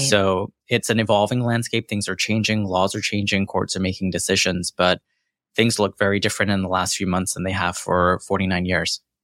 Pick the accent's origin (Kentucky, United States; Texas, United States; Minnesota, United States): Texas, United States; Corsicana; accent: American; also born or lived in London / Jackson, Mississippi; now in Houston, United States; my formative years were in Corsicana, Texas